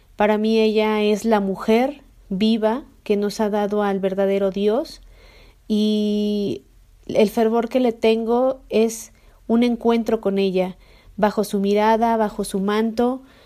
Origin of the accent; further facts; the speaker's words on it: Mexico; also born or lived in Mexico City; como mexicana, representa mi raíz, representa mi origen